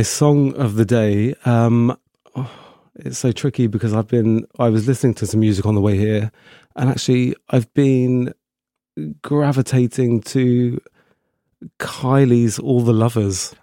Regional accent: Slough, South East England, United Kingdom; moved away as an adult; also born or lived in Windsor; now in Brighton, United Kingdom; I grew up in Slough, um, which is, uh, just outside London

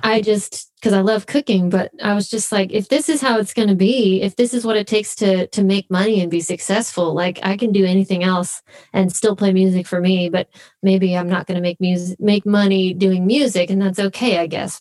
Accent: Phoenix, Arizona, United States; moved away as an adult; also born or lived in Los Angeles; we grew up in Phoenix, Arizona.

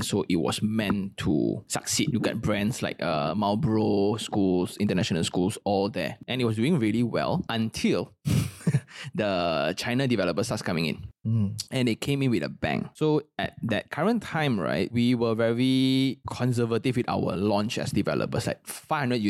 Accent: Malaysia; I'm a Malaysian

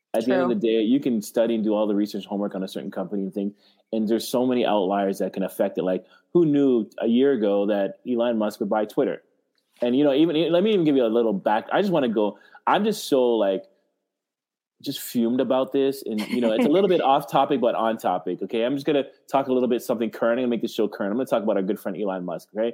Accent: Canada; I'm Canadian

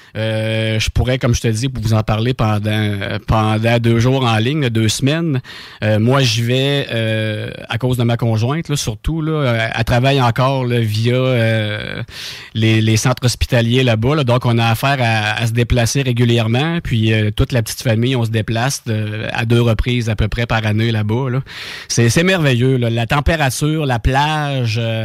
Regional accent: Saint-Anselme, Quebec, Canada; je viens de Saint-Anselme

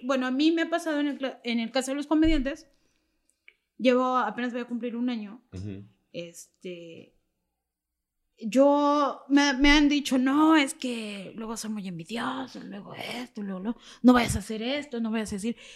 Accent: Mexico City, Mexico; ya no vivo, pero soy originaria de la Doctores

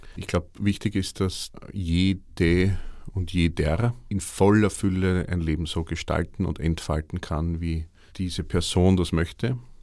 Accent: Vienna, Austria; bei uns in Wien

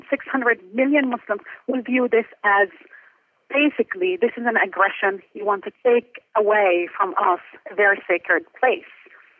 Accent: Jerusalem, Palestine; I am from Jerusalem. My father worked in the Aqsa Mosque for almost three decades.

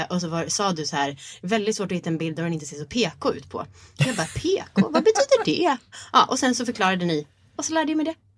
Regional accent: Sweden; vi som svenskar

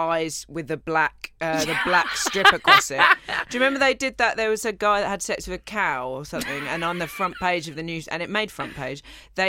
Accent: Colchester, East of England, United Kingdom; moved away; my hometown, Colchester, oldest recorded town

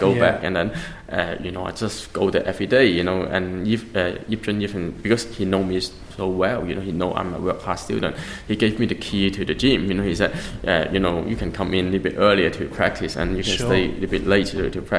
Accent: England, United Kingdom; And then he would ask me, but because I come from England, right?

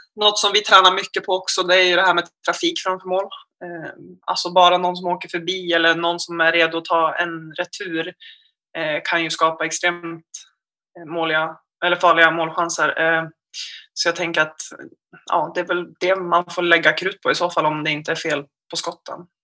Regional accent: Gävle, Gävleborg County, Sweden; now in Umeå, Sweden; är från Gävle egentligen

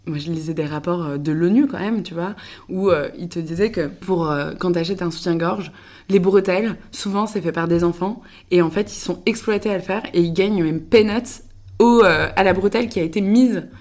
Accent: Le Mans, Pays de la Loire, France; also born or lived in Paris / Angers; Moi, je suis née à Paris, mais non, je suis après partie avec ma famille. On est parti au Mans. Donc j'ai fait une grande partie de mon enfance à au Mans.

